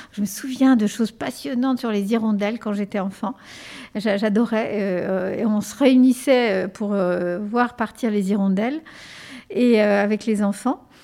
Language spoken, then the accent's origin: French; Ardennes, Grand Est, France; first language Spanish; French is a second language; also born or lived in Spain; j'ai grandi, je suis née en Espagne, j'ai grandi dans un petit village des Ardennes euh, qui s'appelle Pourriau-Bois.